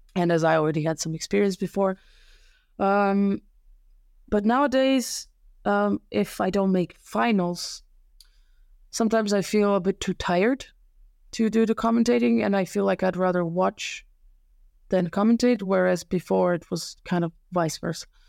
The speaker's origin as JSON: {"language": "English", "country": "Serbia", "tie": "born or raised there", "also_born_or_lived": "Slovenia", "second_language": "English", "moved": "as an adult", "lives_now": "Germany", "said": "when I was a kid, it was not even close to the conditions that, uh, now exist in my hometown"}